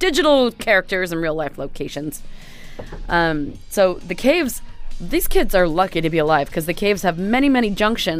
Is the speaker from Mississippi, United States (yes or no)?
no; Whidbey Island, Washington, United States; I grew up on Whidbey Island